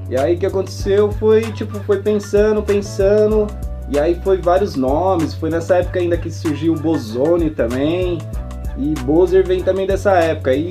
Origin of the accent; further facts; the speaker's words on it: Mogi das Cruzes, São Paulo, Brazil; born there; also born or lived in Brás; Eu morava no Brás, nasci em Mogi, fui morar no Brás